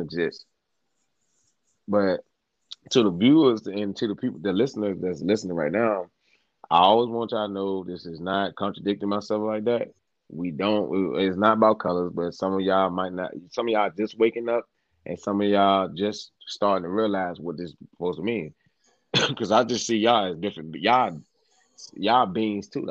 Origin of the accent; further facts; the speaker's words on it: Virginia, United States; I'm from Virginia, y'all